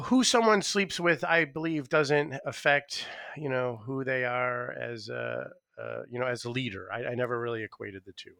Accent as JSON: {"language": "English", "town": "Buffalo", "region": "New York", "country": "United States", "tie": "born or raised there", "said": "growing up in Buffalo, New York"}